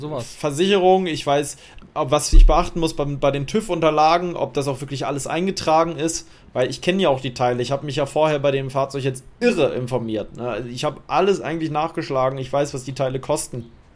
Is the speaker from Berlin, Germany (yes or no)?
yes; Berlin, Germany; Ich muss in meine alte Heimat fahren, in meine alte Hut